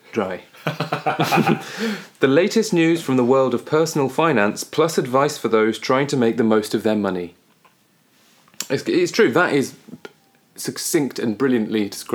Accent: United Kingdom; accent: British; also born or lived in Australia; British accents like ours

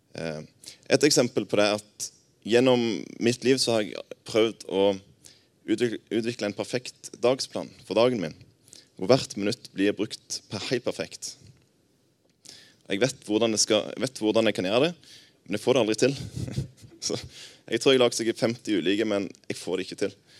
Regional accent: Jæren, Rogaland, Norway; moved away as an adult; now in Arna, Norway; Jeg er jærbu

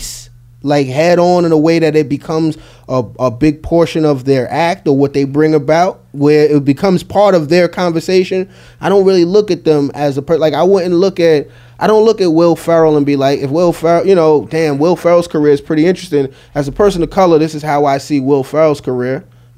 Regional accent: Bronx, New York, United States; However, due to the fact that I'm Dominican from the Bronx, I cannot have that same freedom.

